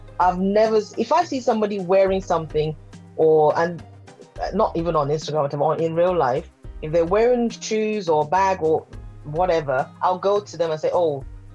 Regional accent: Nigeria; being Nigerian and authentically Nigerian

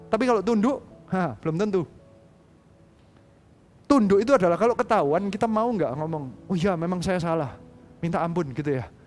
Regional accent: Surabaya, East Java, Indonesia; saya ini orang Indonesia, saya lahir di Surabaya, didikan Surabaya kayak gitu ya.

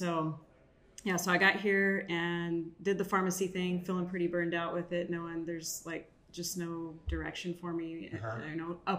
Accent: San Angelo, Texas, United States; Well, so I'm from San Angelo, Texas, because I moved a lot as a kid. Lano/ San Angelo, Texas. So we'll just say small town Texas.

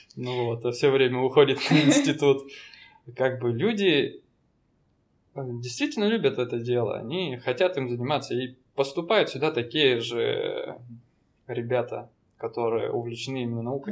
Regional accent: Danilov, Yaroslavl Oblast, Russia; now in Vladivostok, Russia; Я родился в Ярославской области, в таком маленьком городе. Данилове

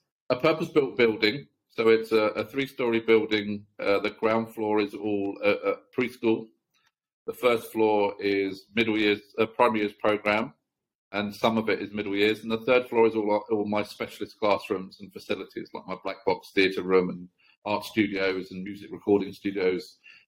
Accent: South Cambridgeshire, East of England, United Kingdom; moved away as an adult; now in Chennai, India; I grew up in a South Cambridgeshire village, very, very small, very quiet rural town

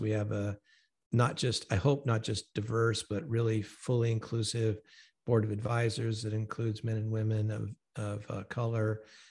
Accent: Santa Ana, California, United States; moved away as an adult; now in Franklin, United States; I grew up in Santa Ana, California, which is a majority Hispanic city. It's probably 80% Hispanic now. And when I was a kid, it was at least 50%. So I went to essentially a Hispanic high school.

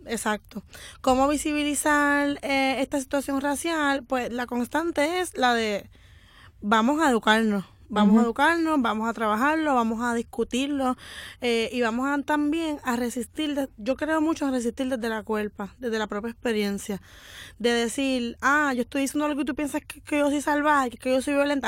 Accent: Morovis, Puerto Rico; yo soy de Morovi, de un pueblo de gente blanca

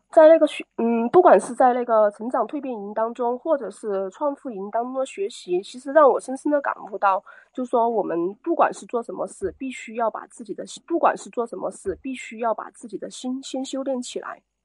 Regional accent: Chongqing, China; 我来自三城重庆

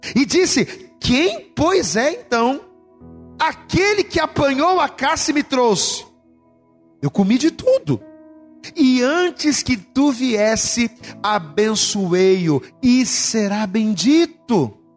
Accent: Rio de Janeiro, Brazil; Somos de Bangu

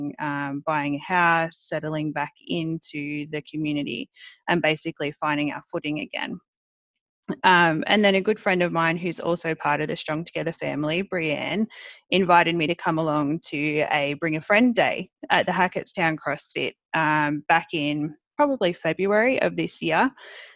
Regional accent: Australia; accent: Australian; moved away as an adult; now in New Jersey, United States; I grew up in Australia for most of my life

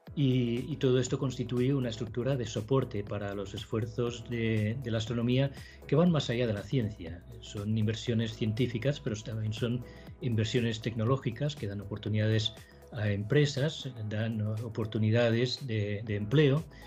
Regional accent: Mataró, Catalonia, Spain; moved away as an adult; also born or lived in Chile; mi ciudad natal, en Mataró, en España

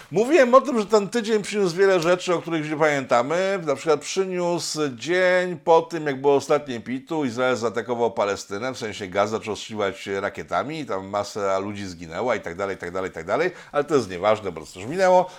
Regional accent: Poland

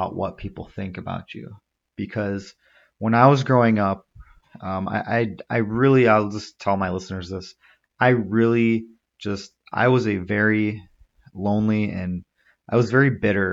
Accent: United States; I was born and raised in this country. I'm just as American as anyone else. You probably tell from my voice, I don't really have much of an accent.

